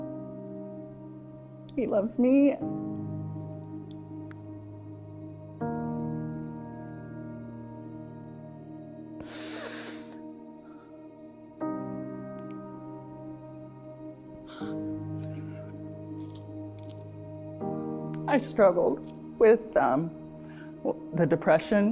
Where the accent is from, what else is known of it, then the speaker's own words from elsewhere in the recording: Salem, Oregon, United States; now in Corvallis, United States; I was born in Salem, Oregon, and I'm currently living in Corvallis, Oregon right now